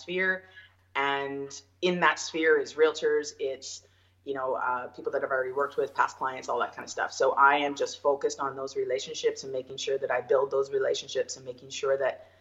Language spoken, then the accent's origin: English; Ontario, Canada; now in Okanagan, Canada; I am originally from Ontario